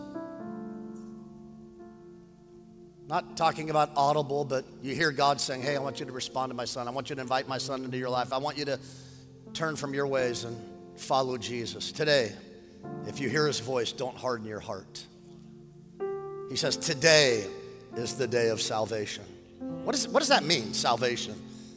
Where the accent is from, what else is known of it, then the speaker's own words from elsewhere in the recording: Westlake Village, California, United States; also born or lived in Oxnard, California; I was raised in Westlake Village